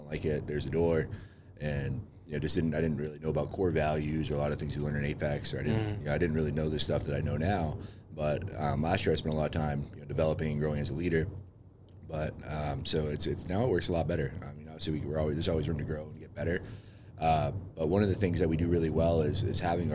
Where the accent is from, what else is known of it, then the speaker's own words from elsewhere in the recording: Lynn, Massachusetts, United States; also born or lived in New Hampshire; I was born and raised most of the time in Lynn